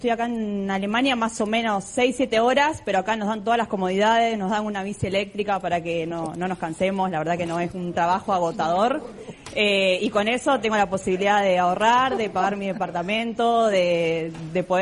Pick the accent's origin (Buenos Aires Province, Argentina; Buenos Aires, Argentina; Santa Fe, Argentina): Santa Fe, Argentina; Rosario; moved away as an adult; now in Germany; yo soy de Rosario y sé que hay mucha inseguridad allá.